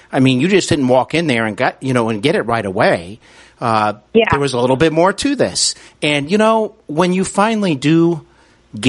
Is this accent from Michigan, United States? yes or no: no; Cincinnati, Ohio, United States; also born or lived in Los Angeles; I'm broadcasting from my hometown city of Cincinnati, Ohio